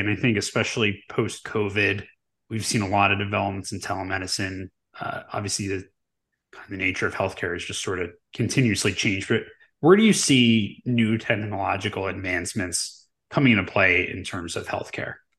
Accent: Delaware County, Pennsylvania, United States

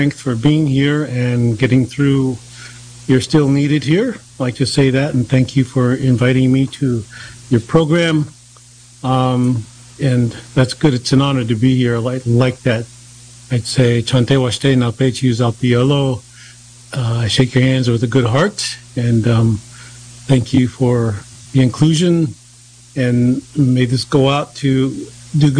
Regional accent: Cheyenne River Lakota Reservation, South Dakota, United States; now in East Coast, United States; I come from the Yalohak Tiashpaye from Cheyenne River Lakota Reservation

